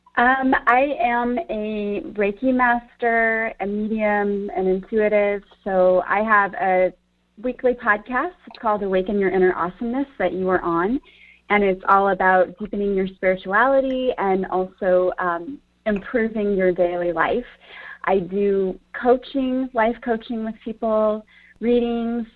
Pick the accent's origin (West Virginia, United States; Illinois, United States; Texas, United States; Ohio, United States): Illinois, United States; Collinsville; I grew up in Collinsville.